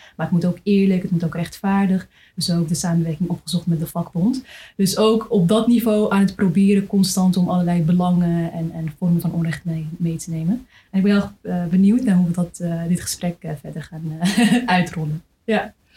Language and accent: Dutch; Amsterdam, North Holland, Netherlands; ik ben zelf ook Amsterdamse